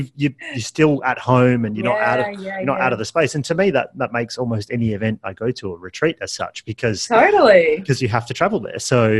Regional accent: Perth, Western Australia, Australia; I'm from Perth

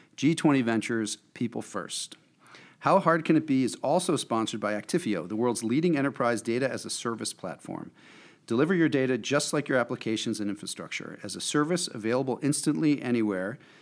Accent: New Jersey, United States; I'm from New Jersey

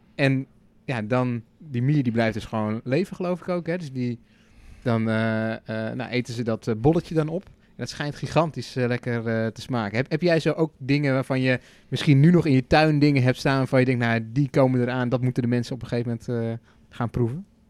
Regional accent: Netherlands; wij als Nederlanders

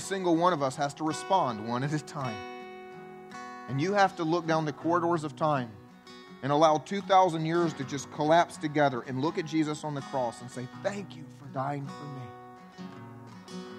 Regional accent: the Bible Belt, United States; I grew up in the Bible Belt going to church my whole life

